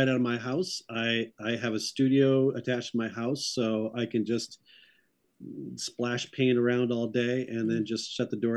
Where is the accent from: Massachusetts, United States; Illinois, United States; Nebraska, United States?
Massachusetts, United States; Harvard; also born or lived in Portland, Maine / Raymond, Maine; I really sort of grew up in central Massachusetts.